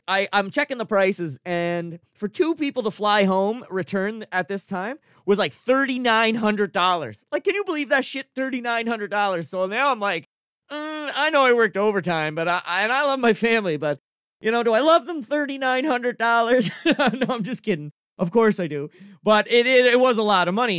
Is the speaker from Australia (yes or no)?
no; Cape Breton, Nova Scotia, Canada; I'm an East Coaster, I'm from Cape Breton